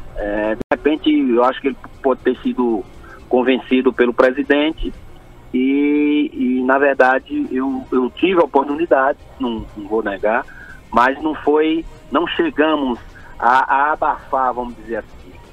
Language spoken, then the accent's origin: Portuguese; Recife, Pernambuco, Brazil; moved away; also born or lived in Rio Grande do Sul; Escola pública ali em Recife, que eu sou pernambucano.